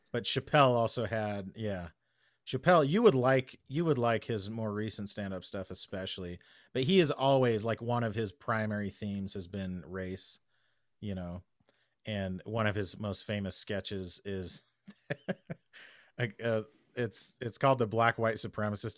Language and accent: English; United States; As an American